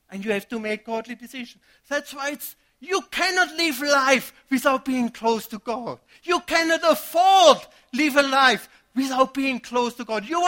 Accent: Germany; moved away; I came from Germany, first year being here, got married, and had a son immediately.

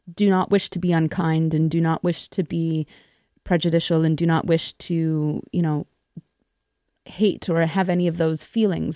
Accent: Winnipeg, Manitoba, Canada; I grew up in Winnipeg itself

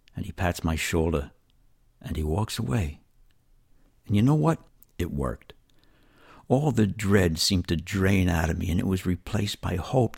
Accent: New York City, New York, United States; moved away as an adult; now in East Alabama, United States; I was raised in New York City in very trying circumstances for a child.

